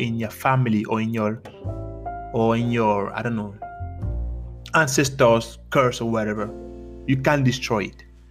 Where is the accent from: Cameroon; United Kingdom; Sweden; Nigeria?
Cameroon; moved away; I am from Cameroon in Africa, and one big thing from back home is the reality of curses